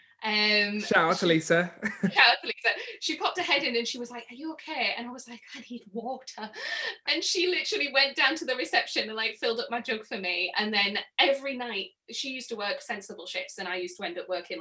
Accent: Middlesbrough, North East England, United Kingdom; accent: northern; Middlesbrough, which is where I'm from

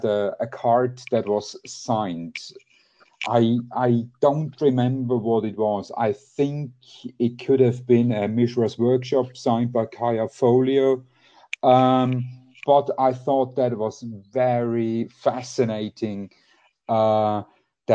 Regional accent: Switzerland; I'm from Switzerland, 42 years old, married

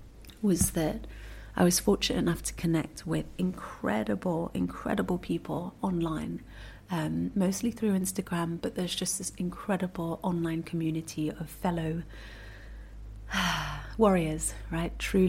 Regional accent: Singapore; born there; Where was I born? I was born in Singapore.

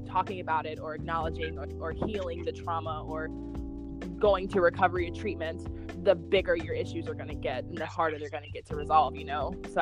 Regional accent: North Carolina, United States; North Carolina

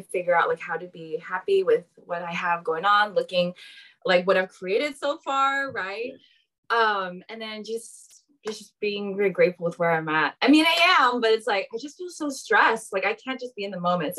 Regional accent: San Jose, California, United States; I'm from San Jose, the Bay Area. I grew up most of my life here

